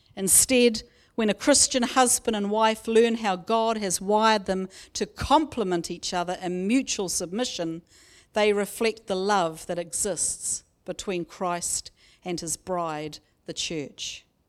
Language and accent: English; Raglan, Waikato, New Zealand; My family, growing up in Kaurawa near Raglan, lived only a few minutes away from my auntie and uncle and cousins.